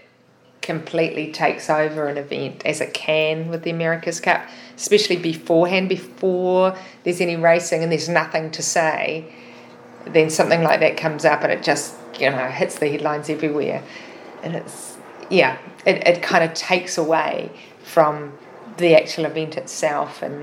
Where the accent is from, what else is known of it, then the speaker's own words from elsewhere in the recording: Auckland, New Zealand; it was in my hometown